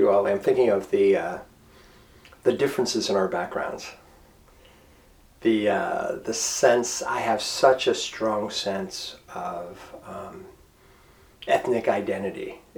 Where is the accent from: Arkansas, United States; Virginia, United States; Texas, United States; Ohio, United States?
Ohio, United States; Struthers; I grew up in Struthers, Ohio, a small suburb of Youngstown